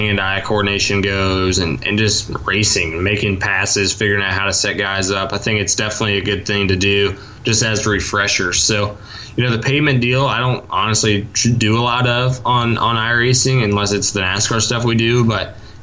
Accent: Mitchell, Indiana, United States; Definitely a Mitchell guy, not a Bedford guy

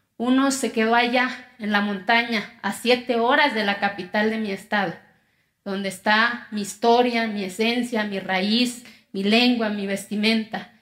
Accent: Santa María Quiegolani, Oaxaca, Mexico; first language Zapotec; Spanish is a second language; moved away; Yo vengo de una comunidad que se llama Quiegolán, de los 570 municipios que tiene mi estado. Soy indígena, mi lengua materna es el zapoteco

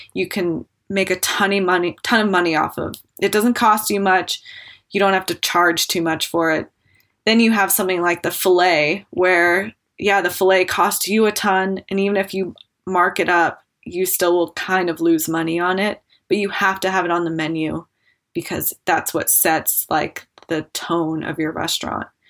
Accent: Jackson, Wyoming, United States; I grew up in Jackson and definitely grew up skiing with my family

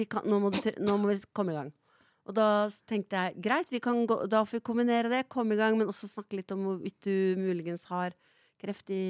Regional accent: Oslo, Norway; vi kommer fra Galgeberg.

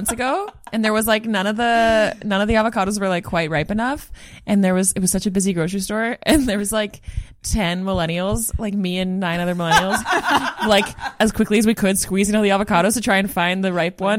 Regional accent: Grande Prairie, Alberta, Canada; moved away; also born or lived in Edmonton, Alberta; I'm from Grand Prairie originally, Alberta, northern Alberta, and then moved to like just outside of Edmonton.

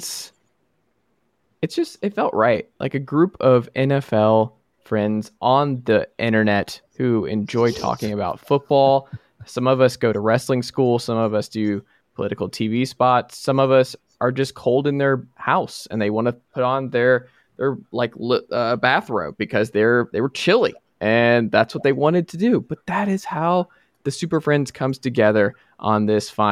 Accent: Atlanta, Georgia, United States; I'm from Atlanta

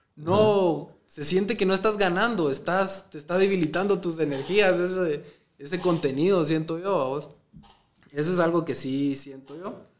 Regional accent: Amatitlán, Guatemala Department, Guatemala; Yo soy de Amatitlán

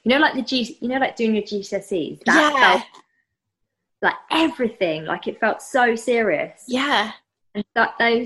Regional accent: United Kingdom; moved away as an adult; now in Vienna, Austria; I'm British, but I actually live in Vienna with my Viennese boyfriend

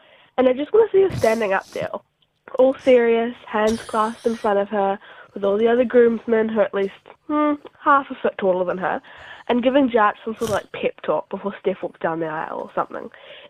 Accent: New Zealand; because I am from New Zealand

